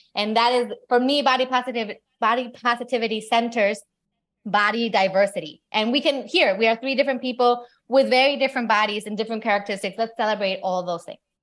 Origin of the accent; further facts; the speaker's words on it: Mexico; I grew up in Mexico, but my mom's American